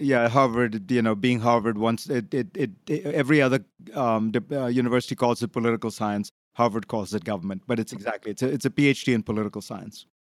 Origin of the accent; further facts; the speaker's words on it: India; moved away; I grew up in India, and I was, I came from a, essentially a socialist country